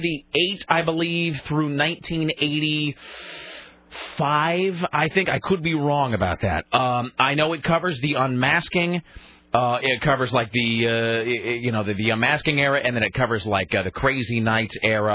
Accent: Columbia River, Washington, United States; the crap in the Columbia River where I grew up.

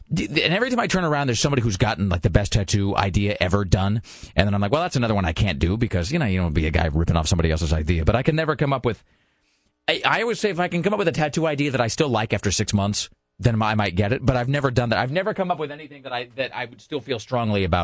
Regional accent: Washington, United States; now in Portland, United States; growing up in Washington

